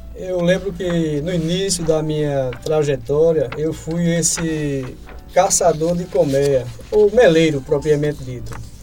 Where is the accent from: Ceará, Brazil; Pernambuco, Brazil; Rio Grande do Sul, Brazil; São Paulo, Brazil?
Pernambuco, Brazil; Lagoa do Carro; lá na minha cidade mesmo, em Lagoa do Carro